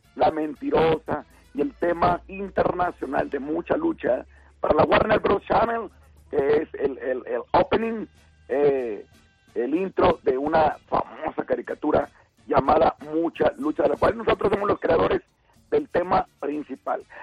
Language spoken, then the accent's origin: Spanish; Torreón, Coahuila, Mexico; donde somos nosotros, donde somos de Torrón, de Torrón, Coahuila